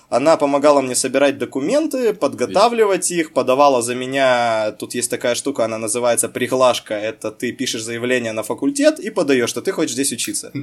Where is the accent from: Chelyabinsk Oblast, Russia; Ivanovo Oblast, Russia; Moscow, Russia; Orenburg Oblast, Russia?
Chelyabinsk Oblast, Russia; Chelyabinsk; moved away as an adult; Я, закончив замечательную школу города Челябинска, гимназию